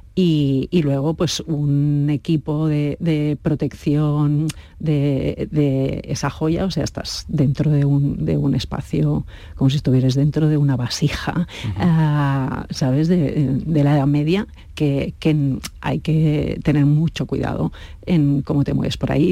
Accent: Spain; nosotros somos españoles, el equipo es español

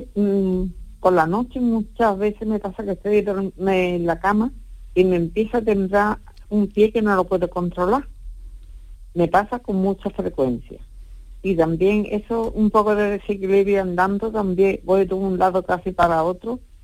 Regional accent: Seville, Andalusia, Spain; Yo soy de Sevilla

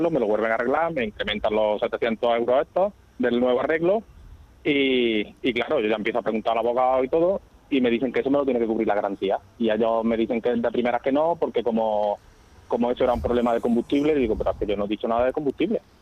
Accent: Córdoba, Andalusia, Spain; also born or lived in Valencia; yo soy de Córdoba, yo soy de Córdoba.

